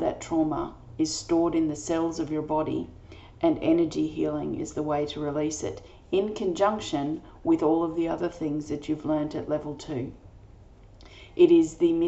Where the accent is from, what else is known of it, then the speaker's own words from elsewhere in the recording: Australia; I'm an Australian energy healer